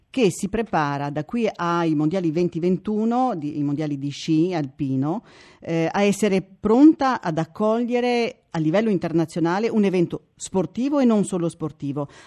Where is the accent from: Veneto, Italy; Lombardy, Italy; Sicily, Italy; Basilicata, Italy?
Veneto, Italy; Siamo sul podio nazionale perché possiamo come Veneti calare un po' Cardassi che tutti ci riconoscono